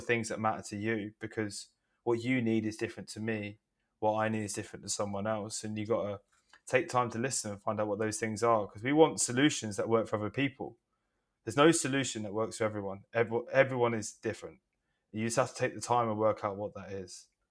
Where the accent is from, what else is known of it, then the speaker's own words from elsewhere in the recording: Hastings, South East England, United Kingdom; now in London, United Kingdom; I am from Hastings in the southeast of England, but I currently live in London